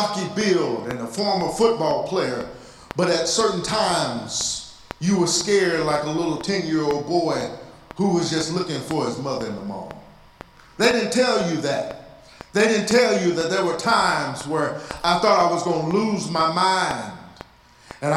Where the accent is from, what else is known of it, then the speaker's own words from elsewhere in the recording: Texas, United States; I'm from Texas